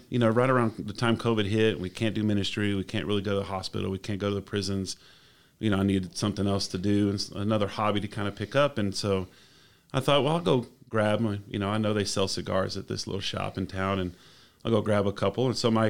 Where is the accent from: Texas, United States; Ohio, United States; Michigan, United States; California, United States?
Texas, United States; Del Rio; also born or lived in New Braunfels / Borger / Corpus Christi; Born and raised. My dad was in the highway patrol, so we did move around a lot. I was born in Braunfels. We lived in Borger, Texas, which is about an hour north of Amarillo. We moved to Corpus Christi for 4 or 5 years. And then kind of ended up in Del Rio.